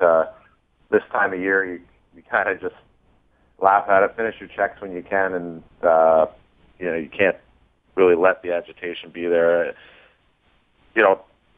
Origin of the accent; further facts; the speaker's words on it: Toronto, Ontario, Canada; moved away; I'm from Toronto